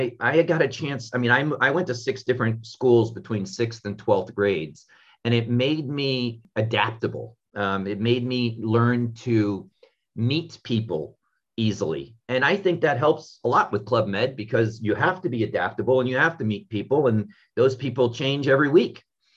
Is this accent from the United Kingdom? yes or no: no; Paris, Île-de-France, France; I was born in Paris. My father was American military and my mom was French.